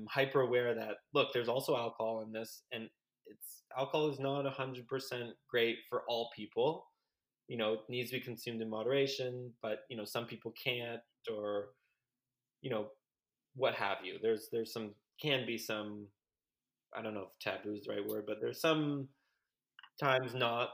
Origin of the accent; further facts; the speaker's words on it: Canada; We're all Canadian